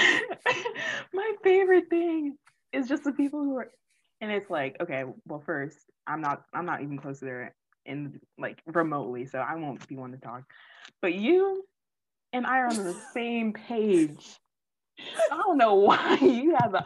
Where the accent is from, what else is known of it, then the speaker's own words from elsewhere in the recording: Orlando, Florida, United States; I'm from Orlando